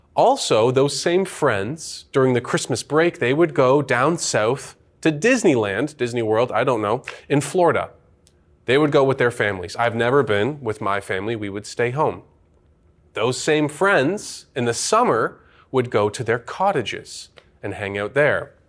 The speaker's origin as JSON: {"language": "English", "country": "Canada", "tie": "born or raised there", "said": "I am a Canadian citizen, born here, raised here"}